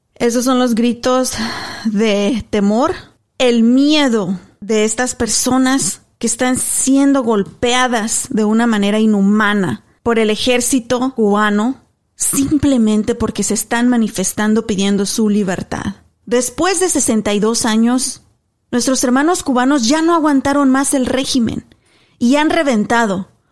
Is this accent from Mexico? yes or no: yes; Mexico; now in United States; Yo soy mexicana